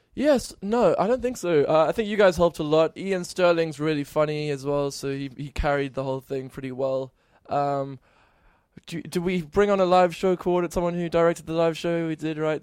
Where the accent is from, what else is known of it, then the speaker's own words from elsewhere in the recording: near Cape Town, Western Cape, South Africa; moved away; I'm from South Africa, near Cape Town